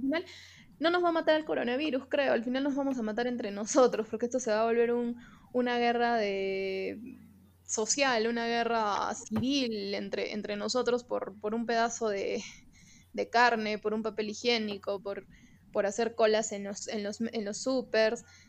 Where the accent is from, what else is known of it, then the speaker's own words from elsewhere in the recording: Peru; vivimos en el Perú, somos peruanos